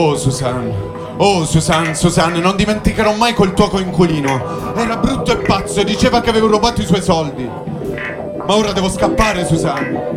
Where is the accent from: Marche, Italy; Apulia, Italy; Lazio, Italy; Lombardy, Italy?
Apulia, Italy; Fasano; moved away as an adult; now in Turin, Italy